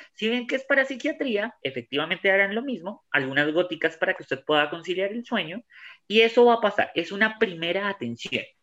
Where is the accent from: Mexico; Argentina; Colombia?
Colombia; todos somos colombianos